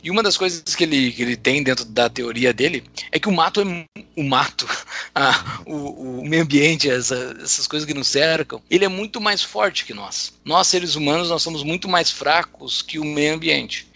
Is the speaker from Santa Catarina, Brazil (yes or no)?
no; interior of Rio Grande do Sul, Brazil; Eu, na minha lembrança de infância, eu sou do interior do Rio Grande do Sul